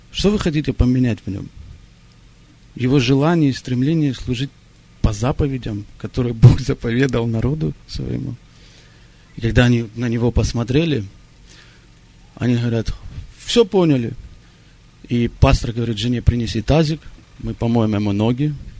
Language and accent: Russian; Israel; moved away; я сам э, из Израиля, я вырос в Израиле